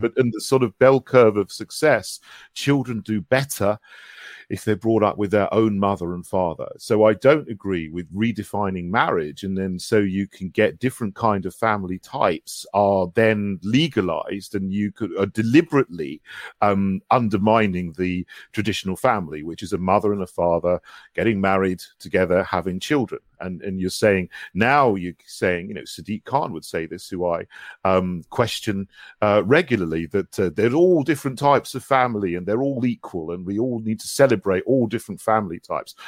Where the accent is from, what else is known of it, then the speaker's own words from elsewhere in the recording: West Sussex, South East England, United Kingdom; moved away as an adult; also born or lived in St Andrews; now in London, United Kingdom; I grew up in West Sussex